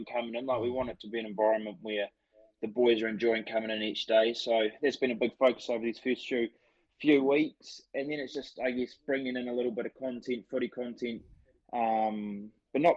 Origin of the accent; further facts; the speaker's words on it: Kaiapoi, Canterbury, New Zealand; I'm from Kaipo